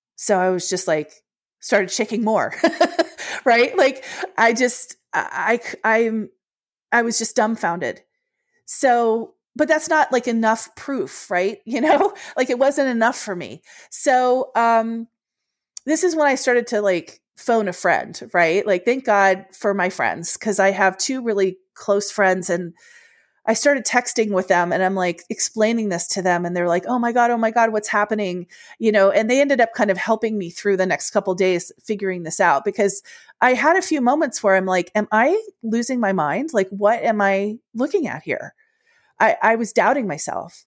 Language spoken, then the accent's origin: English; Washington, District of Columbia, United States; also born or lived in Ohio; I was born in Ohio, although when I was little, we moved to Washington, D C, which is my hometown